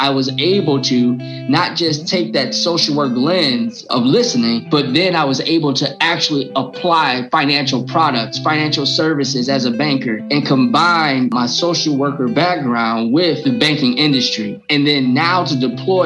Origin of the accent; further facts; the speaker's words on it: Detroit, Michigan, United States; I'm from Detroit